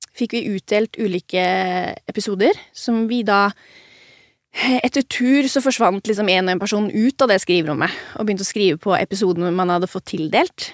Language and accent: Norwegian; Ulefoss, Vestfold og Telemark, Norway; jeg har vokst opp i Ulefoss